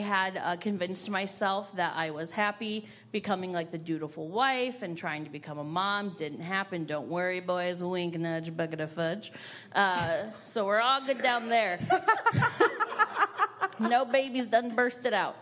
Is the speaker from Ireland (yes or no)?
no; Fort Wayne, Indiana, United States; now in Indianapolis, United States; I am from Fort Wayne, but I live in Indianapolis, Indiana now